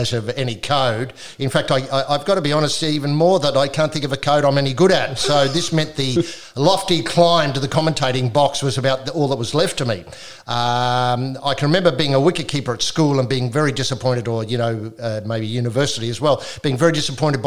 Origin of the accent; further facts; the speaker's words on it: South Australia, Australia; I grew up in South Australia